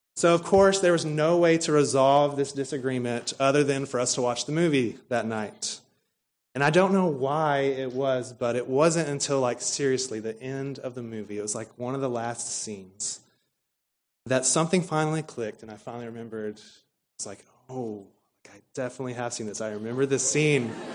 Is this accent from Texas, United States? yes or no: yes; Stephenville, Texas, United States; we come from Stephenville, Texas, which is home to Tarleton State University